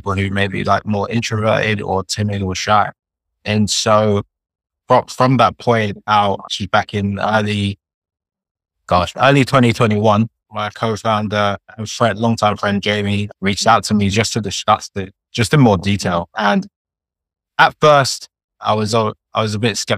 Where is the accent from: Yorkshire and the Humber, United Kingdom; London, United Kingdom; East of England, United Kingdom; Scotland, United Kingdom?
London, United Kingdom; I'm Nigerian, but born and raised in London